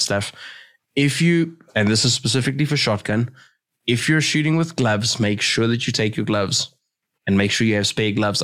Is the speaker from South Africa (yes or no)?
yes; Johannesburg, Gauteng, South Africa; I'm from Joburg. We're in PE.